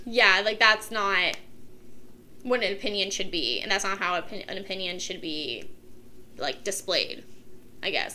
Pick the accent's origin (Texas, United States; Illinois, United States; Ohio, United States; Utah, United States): Ohio, United States; Kent; also born or lived in Streetsboro, Ohio; I lived in a town called Streetsboro, which was like one town over from Kent, but I went to Kent City schools and everything, did most of everything I did in Kent